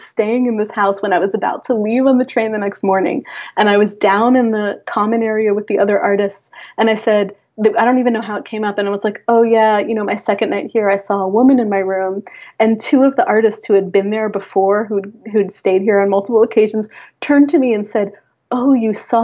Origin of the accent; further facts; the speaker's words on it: Hudson Valley, Catskill Mountains, New York, United States; also born or lived in Long Island, New York; now in New York City, United States; where I'm from, in the Hudson Valley, in the Catskill Mountains